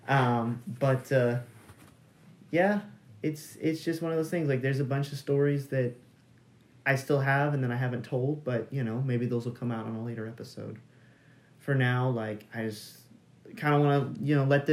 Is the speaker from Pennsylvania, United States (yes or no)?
no; Texas, United States; we're from Texas, so we have HEB